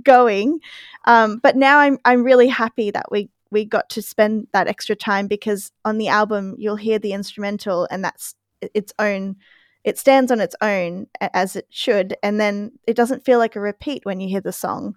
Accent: Queensland, Australia; it just took me back to growing up in Queensland

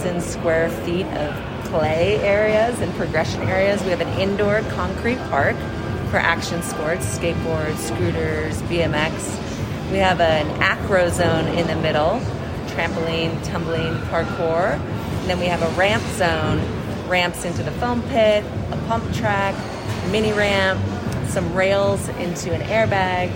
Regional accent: outside of Illinois, Midwest, United States; moved away as an adult; now in Park City, United States; I grew up in the Midwest outside of Illinois

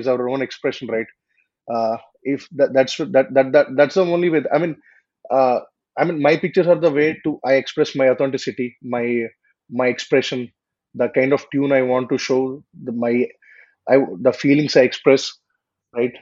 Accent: India; my hometown and its surroundings

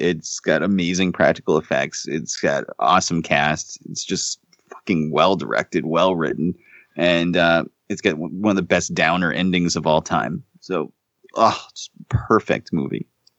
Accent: Buenos Aires, Argentina; I'm from Buenos Aires and I say kill them all.

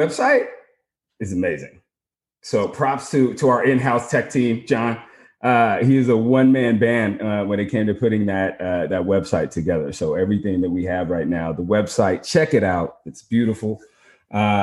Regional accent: Portland, Oregon, United States; coming from Portland, I get the rain part.

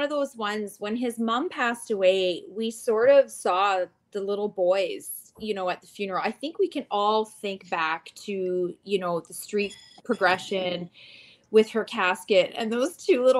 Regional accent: Canada; I'm Canadian. I live in Canada.

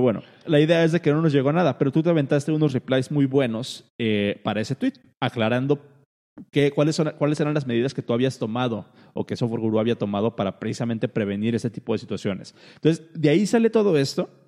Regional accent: Colima, Mexico; yo soy de Colima

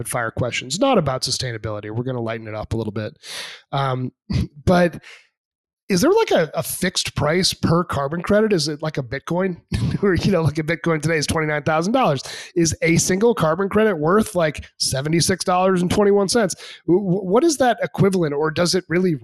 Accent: New Hampshire, United States; moved away; grew up in New Hampshire

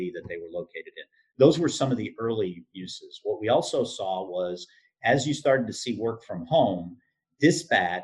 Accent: southeastern Michigan, United States; I grew up in southeastern Michigan

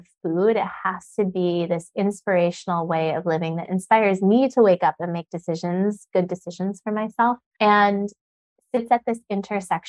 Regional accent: Sedona, Arizona, United States; I grew up in Sedona

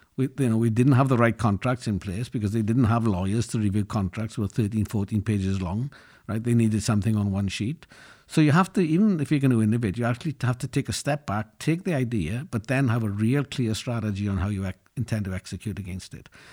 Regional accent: Llanelli, Wales, United Kingdom; I grew up in Wales in a working-class town, Llanelli, which is known for its steelworks and its rugby teams.

